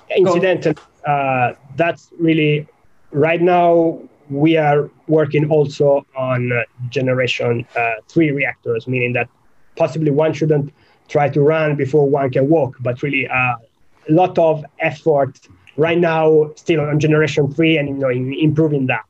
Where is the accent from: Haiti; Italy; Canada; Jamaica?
Italy; moved away as an adult; now in United Kingdom; I grew up in Italy